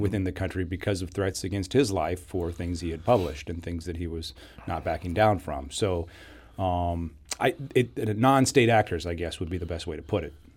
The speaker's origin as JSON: {"language": "English", "country": "United States", "said": "The United States"}